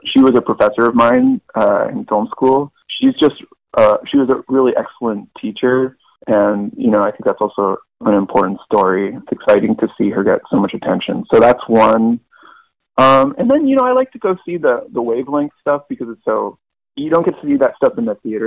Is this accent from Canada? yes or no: yes; Vancouver, British Columbia, Canada; growing up in Vancouver, you know, it has a scene and it's got a lot of culture